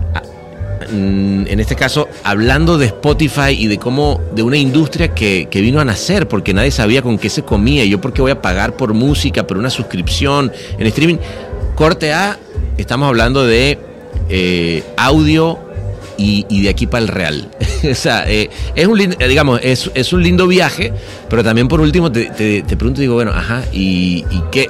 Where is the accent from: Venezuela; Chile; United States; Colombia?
Venezuela; de chico en Venezuela